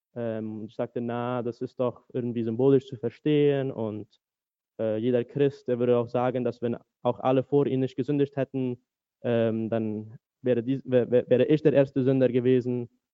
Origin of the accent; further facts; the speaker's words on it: Asunción, Paraguay; first language German; moved away as an adult; also born or lived in United States; now in Berlin, Germany; ich bin in Asunción, Paraguay geboren und auch zum größten Teil aufgewachsen, dazwischen nochmal fünf Jahre in den USA